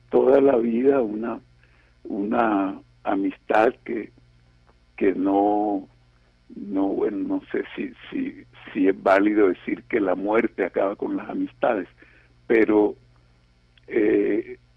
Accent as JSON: {"language": "Spanish", "town": "Cartagena", "region": "Bolívar", "country": "Colombia", "said": "nos vinimos juntos de Cartagena de Indias. Cartagena de Indias fue el grande amor de, Eligio."}